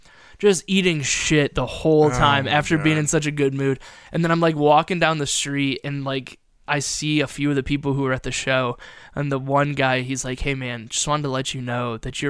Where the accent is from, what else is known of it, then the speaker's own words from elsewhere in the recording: Toledo, Ohio, United States; moved away; Because I'm originally from Toledo